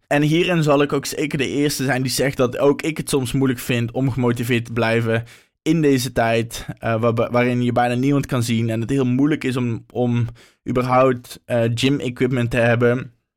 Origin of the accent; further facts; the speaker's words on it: North Brabant, Netherlands; moved away as an adult; now in Amsterdam, Netherlands; Oorspronkelijk kom ik uit Brabant, maar nu woon ik al een aantal jaar in Amsterdam